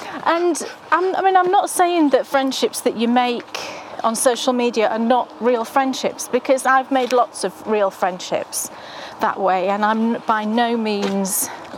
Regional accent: United Kingdom; I'm British.

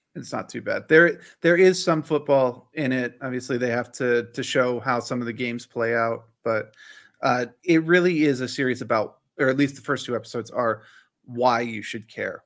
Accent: Northern Virginia, United States; I grew up in Northern Virginia

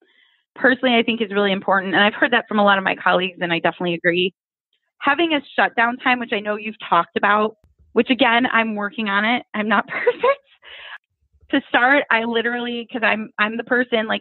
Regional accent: Ohio, United States; I'm from Ohio

